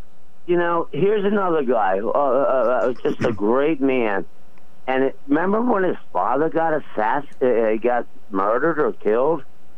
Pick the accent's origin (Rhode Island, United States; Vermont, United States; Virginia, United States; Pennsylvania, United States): Pennsylvania, United States; Philadelphia; that's where I grew up in Philly